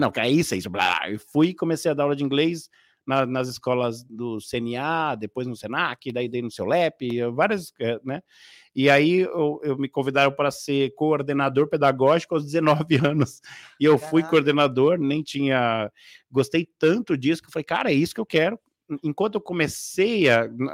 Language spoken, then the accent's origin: Portuguese; Casa Verde, São Paulo, Brazil; eu vim de uma, uma um vilarejo, né? É muito famoso norte-americano que se chama Greenhouse. É, mais conhecido como Casa Verde